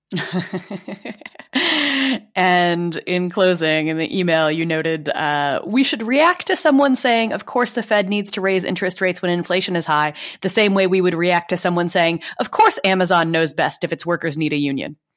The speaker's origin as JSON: {"language": "English", "region": "Louisiana", "country": "United States", "tie": "born or raised there", "said": "my home state of Louisiana"}